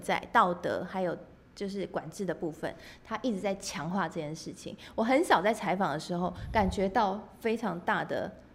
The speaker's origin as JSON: {"language": "Chinese", "country": "Taiwan", "said": "我们台湾人"}